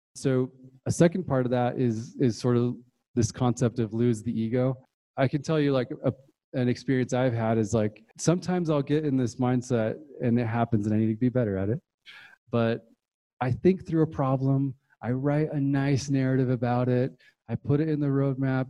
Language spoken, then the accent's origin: English; Utah, United States; moved away; also born or lived in Puerto Rico / Bay Area, California; I moved to Utah